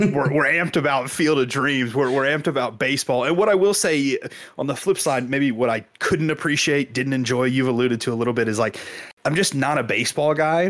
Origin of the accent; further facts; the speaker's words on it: Kansas, United States; I grew up in Kansas